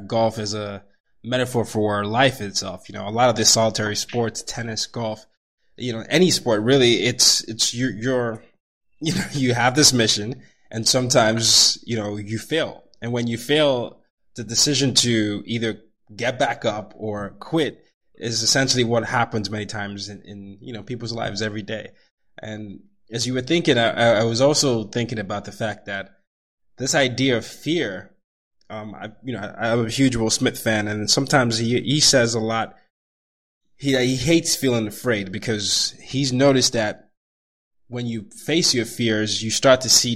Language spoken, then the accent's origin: English; Nigeria; I come from Nigeria, and a lot of times I was supposed to be a doctor, engineer, or doctor